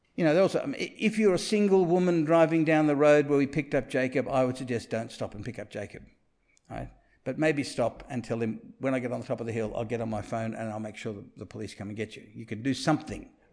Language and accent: English; Sydney, New South Wales, Australia; I grew up in Rose Bay